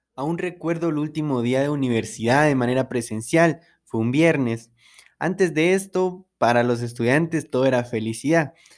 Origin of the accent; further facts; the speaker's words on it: San Marcos, Guatemala; also born or lived in Quetzaltenango (Xela), Guatemala; yo soy de San Marcos, entonces eh, vivía la mayor parte del tiempo en Shela